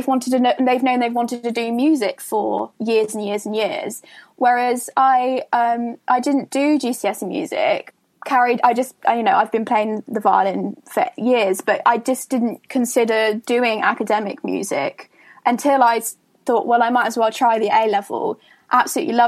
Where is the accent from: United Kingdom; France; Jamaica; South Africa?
United Kingdom; Somerset, South West England; moved away as an adult; I come from Somerset